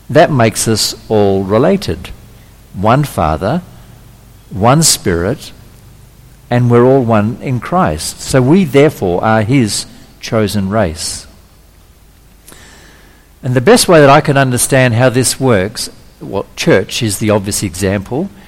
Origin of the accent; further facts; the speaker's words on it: Australia; also born or lived in Indonesia; Okay, where I'm Australian, well, fifth generation Australian, but I've actually got a Dutch birth certificate, but I was born in Indonesia.